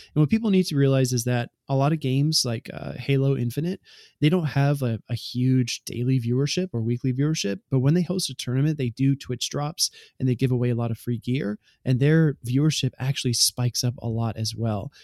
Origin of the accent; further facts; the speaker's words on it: Southeast US, United States; I spent most of my life growing up in the South, Southeast of the U S